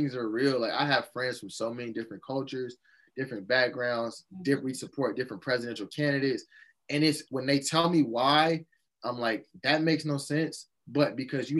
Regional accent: Chicago, Illinois, United States; I went to a public school in the South Side of Chicago

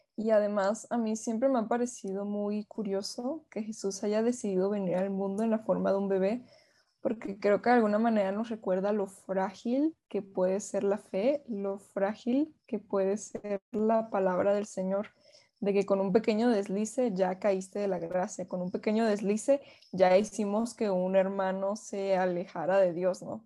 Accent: Venezuela; Yo soy venezolana

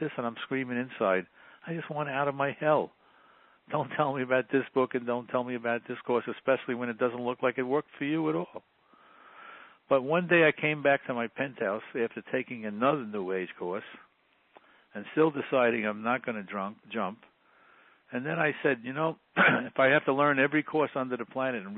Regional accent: New York City, New York, United States; I grew up in the Bronx in a relatively poor family

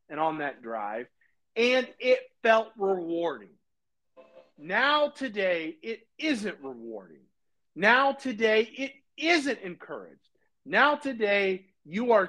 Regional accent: United States; We are Americans. We believe in America. We are patriotic American people

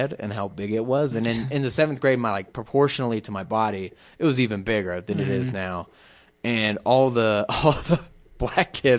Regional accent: Florida, United States; moved away; I'm from Florida

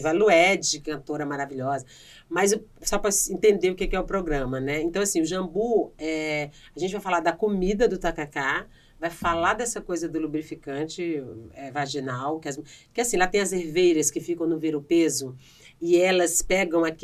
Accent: Northeast Region, Brazil; Eu sou nordestina

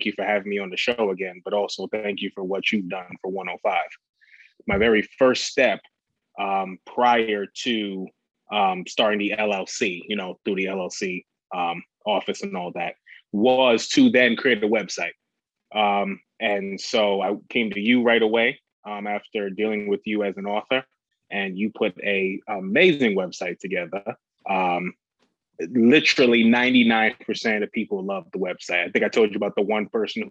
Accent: New York City, New York, United States; also born or lived in Toledo, Ohio / Bowling Green, Ohio; now in Austin, United States; I'm originally from Brooklyn, New York. I grew up on 105th Street in Brooklyn

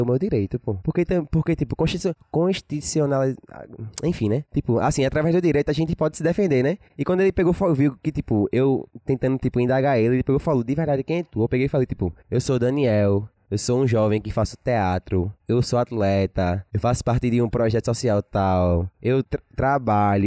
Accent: Paulista, Pernambuco, Brazil; eu sou da Vila de Jacaré

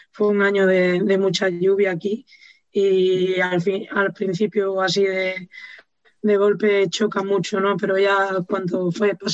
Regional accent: Andalusia, Spain; accent: Galician; now in Galicia, Spain; Sí, sí, tengo mucho acento gallego ya, me lo dicen siempre, toda la gente que me conoce de allí de Andalucía me lo dice tienes un acento gallego.

